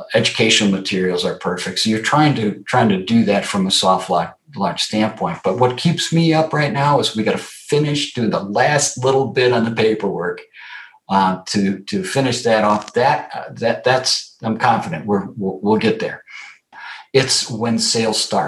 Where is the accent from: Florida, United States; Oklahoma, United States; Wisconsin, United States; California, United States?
Wisconsin, United States; So I grew up in Wisconsin, and I grew up in Wisconsin in the 60s